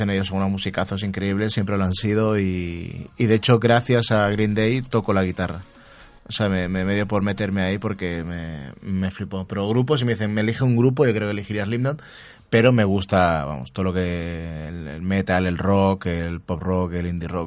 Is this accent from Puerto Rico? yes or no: no; Canary Islands, Spain; moved away; also born or lived in Barcelona; no sé si la gente sabe si soy de Barcelona, pero me crié en Canarias